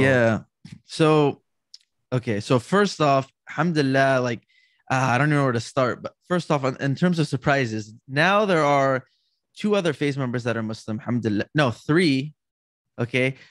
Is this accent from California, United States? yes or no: yes; California, United States; also born or lived in New York; I grew up here in California around my family